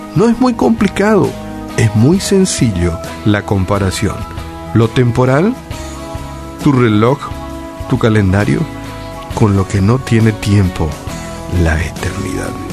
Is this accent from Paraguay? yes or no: yes; Paraguay; naciste, en nuestro caso, en este, en este bello Paraguay y nacimos aquí